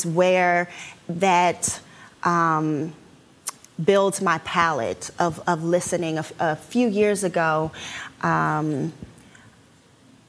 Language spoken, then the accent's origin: English; Washington, District of Columbia, United States; I'm from Washington, D.C.